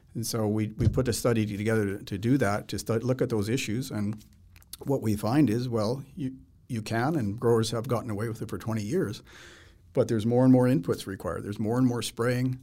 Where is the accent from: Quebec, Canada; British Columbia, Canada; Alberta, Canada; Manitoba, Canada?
Manitoba, Canada; now in Saskatchewan, Canada; When I was a kid growing up in Manitoba